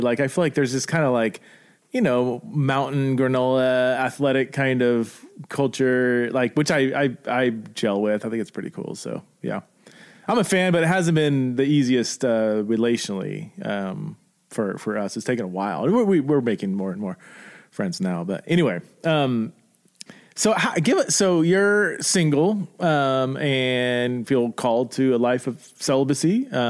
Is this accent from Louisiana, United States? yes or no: no; Simi Valley, California, United States; I came from Simi Valley and I feel like there's a decent amount there